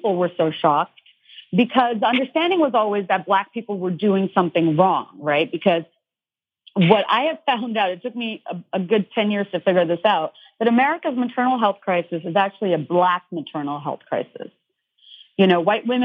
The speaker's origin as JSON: {"language": "English", "town": "Dhaka", "region": "Dhaka Division", "country": "Bangladesh", "tie": "born or raised there", "moved": "yes", "said": "I grew up in Bangladesh, which is Dhaka, Bangladesh"}